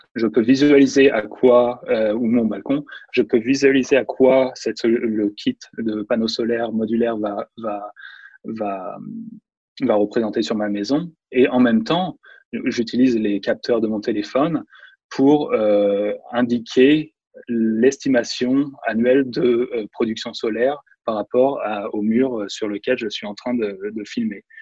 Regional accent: France; moved away as an adult; also born or lived in Nantes / China; now in San Francisco, United States; j'ai grandi en France.

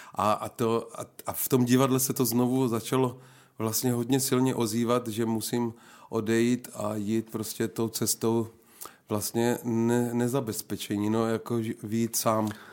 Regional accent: Napajedla, Zlín Region, Czechia; moved away as an adult; also born or lived in Rožnov pod Radhoštěm / Wallachia; now in České Budějovice, Czech Republic; jsem se narodil v Napajedlích, to je mezi Uherským ano. a Zlínem. Tak tam jsem vyrůstal do 15 let

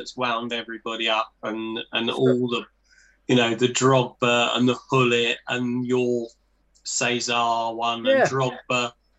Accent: England, United Kingdom; we're English

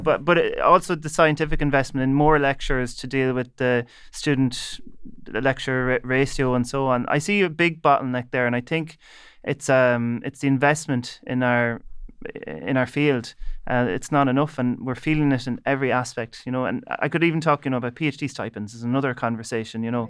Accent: Leitrim, Connacht, Ireland; I'm from Leitrim

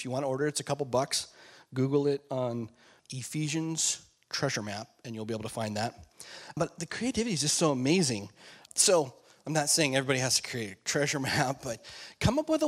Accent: Alaska, United States; I grew up in Alaska

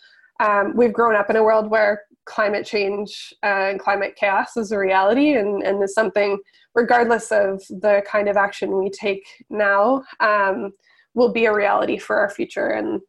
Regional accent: Canada; the things that I had been taught growing up about the Canadian state

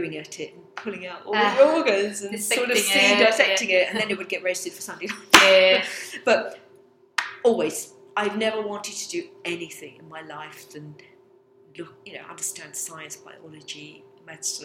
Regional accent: England, United Kingdom; also born or lived in Abruzzo, Italy; we come from a lovely picturesque little village in the Abruzzo region in Italy. And my father came over here in 62, like all immigrants, to a better life for his family and children. And basically we grew up here.

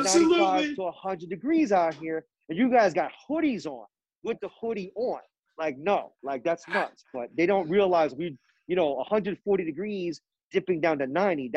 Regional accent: New York City, New York, United States; moved away as an adult; now in California, United States; I'm originally from Queens. I grew up here for most of my youth and early adult life

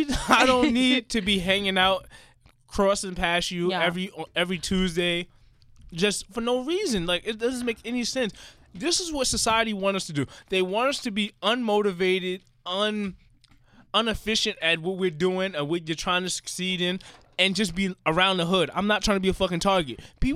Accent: New York, United States; I'm a New Yorker.

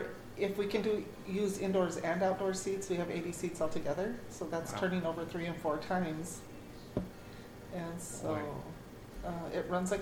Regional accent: Albuquerque, New Mexico, United States; I am from Albuquerque, New Mexico, deep in the Southwest.

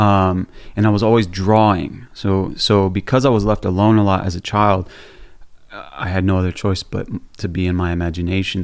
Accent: Orlando, Florida, United States; I grew up in Orlando, Florida.

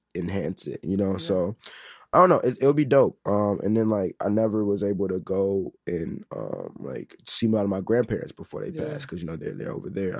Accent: Chicago, Illinois, United States; being Nigerian in Chicago

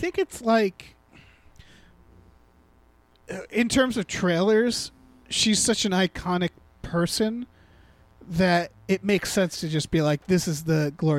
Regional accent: Northampton, Massachusetts, United States; Smith College, which is my hometown.

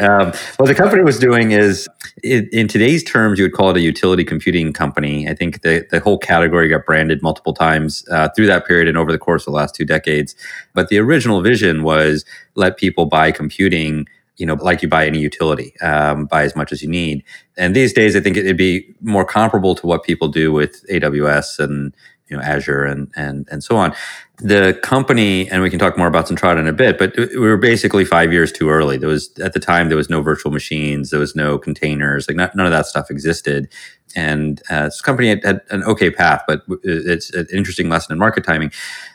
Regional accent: Virginia, United States; I grew up mostly in Virginia, although we moved around a bit.

